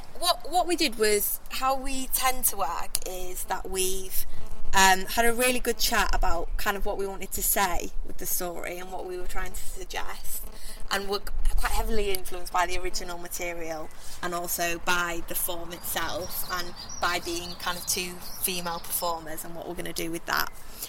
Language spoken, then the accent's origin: English; Hull, Yorkshire and the Humber, United Kingdom; Me and … haven't been making work in Hull that long, although we're both from Hull, so it's allowed us to meet loads of people